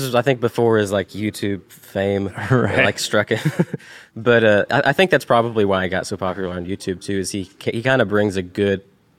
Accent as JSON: {"language": "English", "town": "Ringgold", "region": "Georgia", "country": "United States", "tie": "born or raised there", "moved": "yes", "said": "I grew up in Ringgold, Georgia, which is right south of Chattanooga, Tennessee, across the line."}